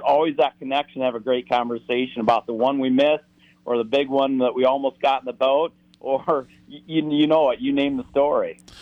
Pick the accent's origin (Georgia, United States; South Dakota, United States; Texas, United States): South Dakota, United States; I grew up in the the Central Plains in a farming community in South Dakota